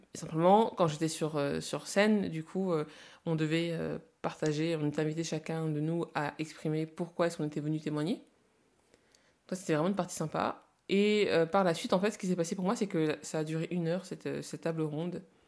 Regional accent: France; also born or lived in Congo / Lille; je suis née au Congo et je suis arrivée en France à 4 ans

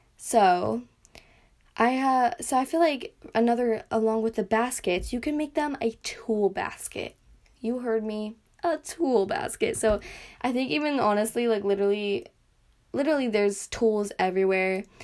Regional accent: United States; accent: American; my little accent, my I guess my American accent

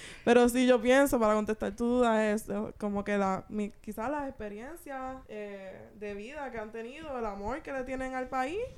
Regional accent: Puerto Rico; A mí siempre se va diciendo que yo no soy puertorriqueña, ¿verdad?

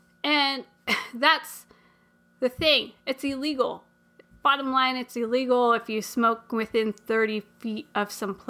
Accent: United States; because I'm American.

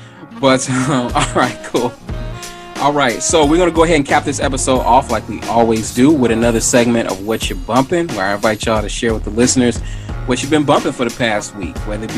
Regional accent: Chicago, Illinois, United States; I'm from the South Side.

